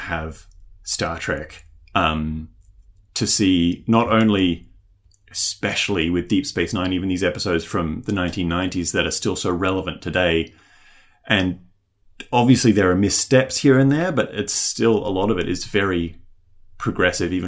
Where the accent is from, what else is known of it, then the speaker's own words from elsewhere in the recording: Australia; also born or lived in New Zealand; I was born in New Zealand, as was my younger sister. And then our whole family, well, my immediate family, we moved over here when I was about 2 years old, to Australia